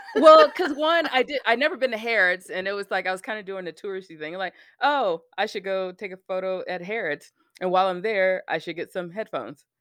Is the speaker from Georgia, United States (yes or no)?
no; Alabama, United States; I lived, I grew up in Alabama